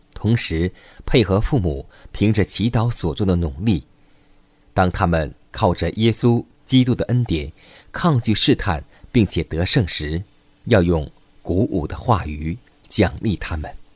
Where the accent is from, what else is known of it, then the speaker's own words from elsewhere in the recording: China; 我们中国人常说一句古语，